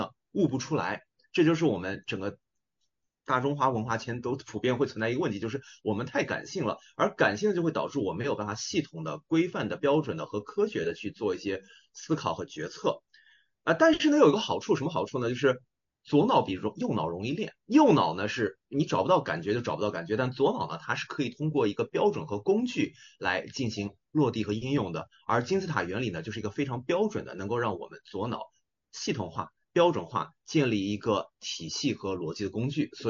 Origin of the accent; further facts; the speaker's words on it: China; 因为我们举几个很简单的例子，就是我们中国人的菜谱烧菜啊。那一般来说呢，咱们中国的这个文化里面说菜谱烧怎么烧菜呢